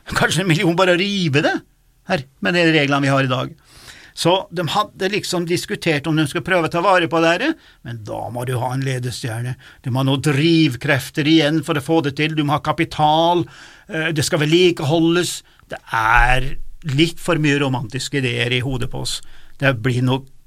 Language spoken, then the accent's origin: Norwegian; Stjørdal, Trøndelag, Norway; der jeg vokste opp òg